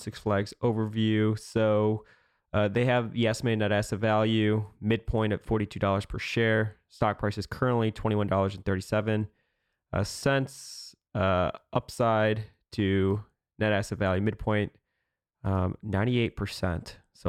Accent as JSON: {"language": "English", "region": "Illinois", "country": "United States", "tie": "born or raised there", "said": "That's the one that I went to growing up in Illinois."}